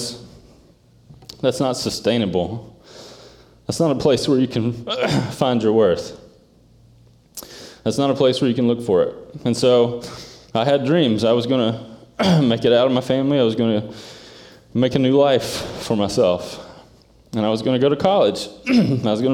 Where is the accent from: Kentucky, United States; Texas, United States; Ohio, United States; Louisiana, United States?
Kentucky, United States; Eastern; moved away; I grew up in an area called Eastern Kentucky